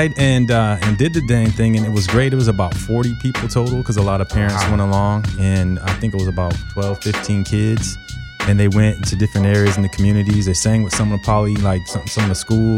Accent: Bakersfield, California, United States; I'm from Bakersfield

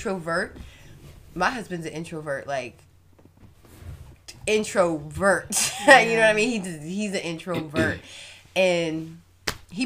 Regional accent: Fauquier County, Virginia, United States; I rep Fauquier County. I know, okay, it's where you know. I love it. It's my hometown

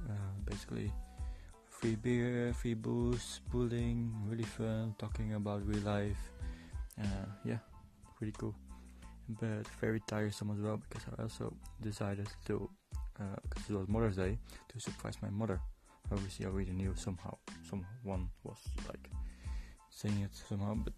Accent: Netherlands; moved away as an adult; also born or lived in Poland; now in Dublin, Ireland; I am from the Netherlands, but I live in Ireland, in Dublin

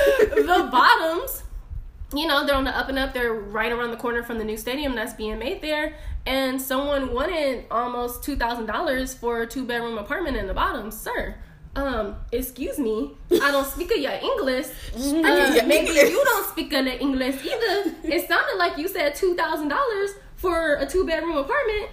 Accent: Inglewood, California, United States; I was raised in Inglewood

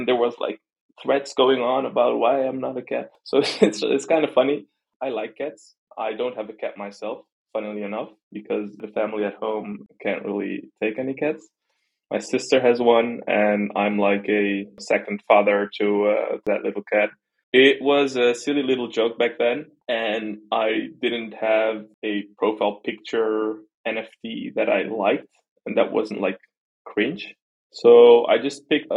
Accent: Netherlands; I was born in the Netherlands, I'm as Dutch as you can be

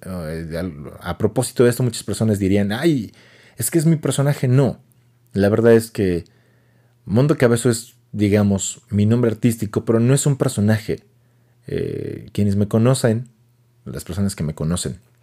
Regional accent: Mexico City, Mexico; accent: chilango; now in Hidalgo, Mexico; Yo, soy de la sede de México, nací allá y crecí allá

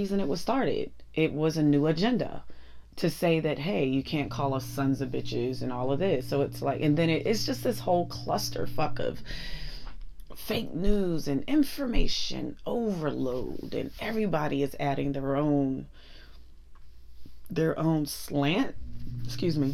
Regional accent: Pittsburgh, Pennsylvania, United States; accent: Pittsburgh; moved away; Ever since I went home for Thanksgiving and got my Pittsburgh swag on, I can't get rid of my accent.

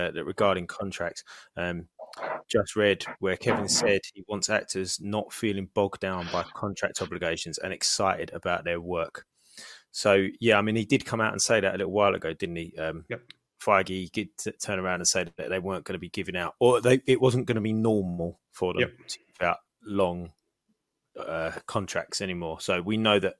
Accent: United Kingdom; I'm British.

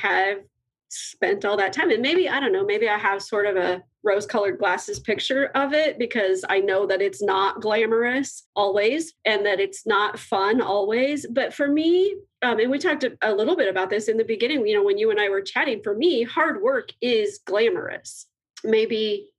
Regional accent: Omaha, Nebraska, United States; I was born in Omaha and I was raised in Omaha, but my grandparents farmed up in Northeast Nebraska, a little bitty town.

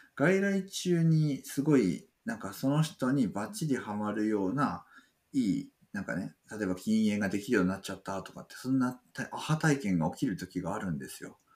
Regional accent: Toyama, Japan; 私富山県ですけど

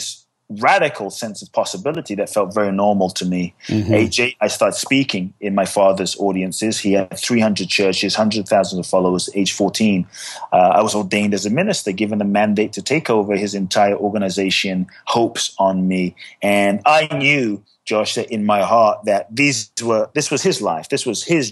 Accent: Ghana; I was born in Ghana, West Africa

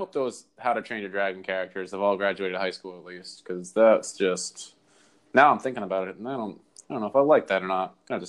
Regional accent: New England, United States; I'm from New England

